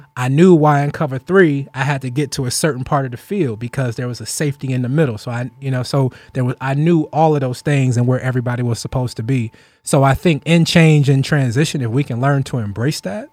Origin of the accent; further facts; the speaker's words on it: Ohio, United States; we grew up in Still Valley